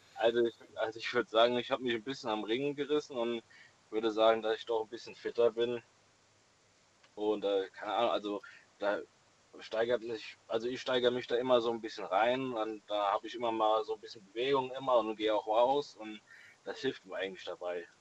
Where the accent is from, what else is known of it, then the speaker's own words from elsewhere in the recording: Rettert, Rhineland-Palatinate, Germany; ich komme aus Rettert, in der Nähe von äh, ja, Dietz, Limburg, die Ecke